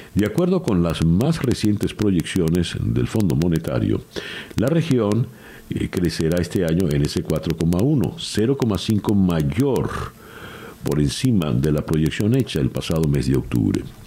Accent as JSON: {"language": "Spanish", "country": "Venezuela"}